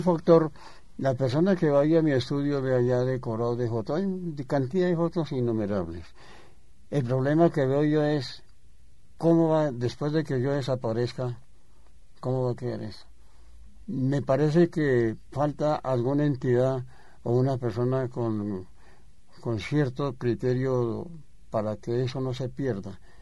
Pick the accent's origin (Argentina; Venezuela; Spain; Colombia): Colombia; Bogotá, Bogotá Capital District; yo soy bogotano